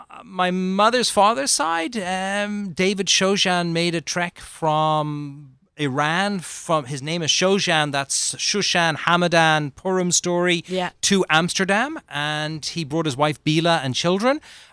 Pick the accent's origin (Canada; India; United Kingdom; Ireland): Ireland; So growing up in Ireland, for me, it was normal living.